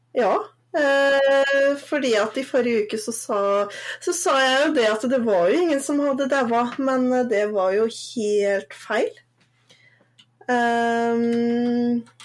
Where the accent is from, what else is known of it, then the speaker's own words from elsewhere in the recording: Northern Norway, Norway; moved away; jeg er jo egentlig ikke søring, jeg er jo egentlig nordlending.